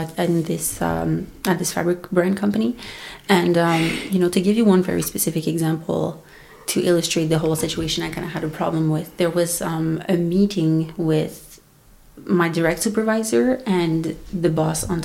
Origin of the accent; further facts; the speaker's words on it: Montreal, Quebec, Canada; first language French; English is a second language; also born or lived in Alberta; I'm from Montreal, Canada. French is my first language. English is my second language.